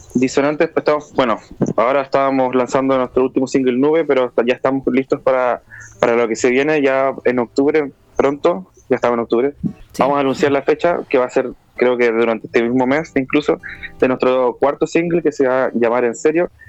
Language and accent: Spanish; Punta Arenas, Magallanes and Chilean Antarctica, Chile; Yo crecí en Punta Arenas, que es una región que está cerca de, bueno, en la, Patagonia